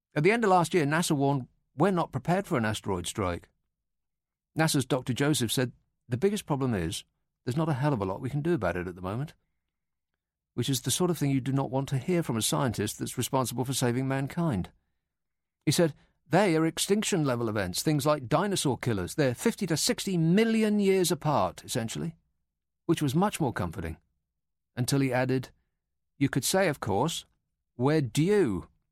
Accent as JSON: {"language": "English", "country": "United Kingdom", "said": "we're British"}